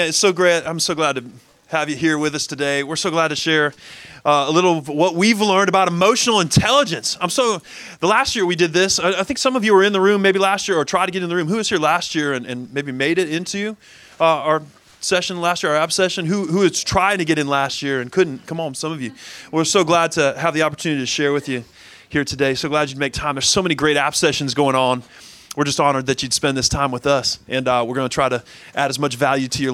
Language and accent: English; Cleveland, Ohio, United States; now in Jacksonville, United States; I'm originally from Cleveland, Ohio. My mom lives there